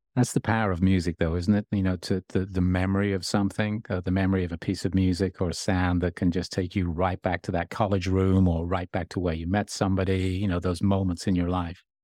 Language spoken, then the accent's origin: English; Birmingham, West Midlands, United Kingdom; moved away as an adult; now in Los Angeles, United States; I grew up in Birmingham